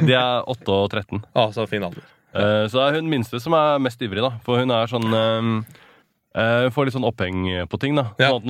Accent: Hakadal, Akershus, Norway; also born or lived in Iran; jeg vokste opp i Hakadal.

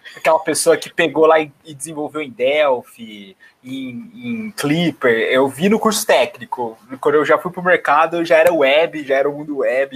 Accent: Bauru, São Paulo, Brazil; moved away as an adult; now in São Paulo, Brazil; eu estou em São Paulo, mas eu sou natural do interior de Bauru, de, de, de do estado, então eu sou de Bauru

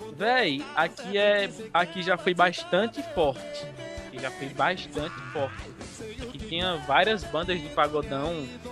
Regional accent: Paulo Afonso, Bahia, Brazil; sou de Paulo Afonso na Bahia, mano. Interiorzinho aí brabo

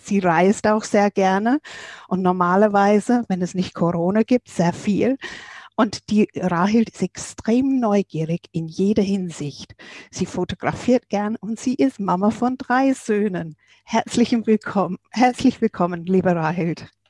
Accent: England, United Kingdom; bei uns in England

